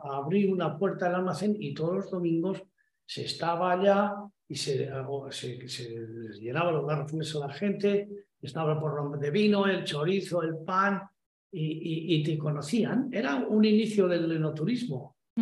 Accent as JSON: {"language": "Spanish", "area": "Badarán", "region": "La Rioja", "country": "Spain", "also_born_or_lived": "Barcelona", "moved": "yes", "said": "mi pueblo"}